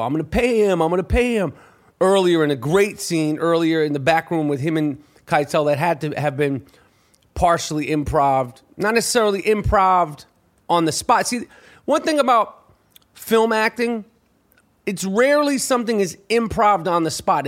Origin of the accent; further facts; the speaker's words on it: New York, United States; I was from New York at the time. Never been to Philadelphia.